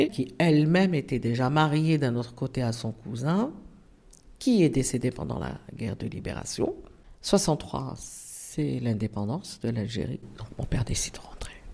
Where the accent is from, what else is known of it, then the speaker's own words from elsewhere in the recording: Auvergne-Rhône-Alpes, France; born there; Donc, je suis née en Isère hein, en 1960 euh, parce que mon père se trouvait, mes oncles aussi se trouvaient à Grenoble.